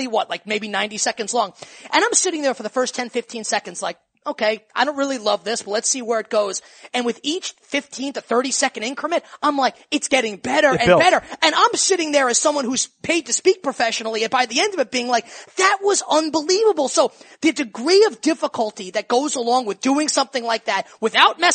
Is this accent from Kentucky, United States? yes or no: no; New York City, New York, United States; I'm from New York